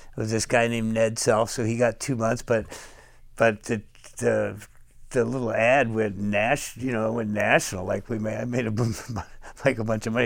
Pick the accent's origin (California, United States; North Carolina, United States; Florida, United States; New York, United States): California, United States; Fairhaven; moved away; also born or lived in San Francisco; I was born in Fairhaven, California, which is about six hundred fifty miles north of here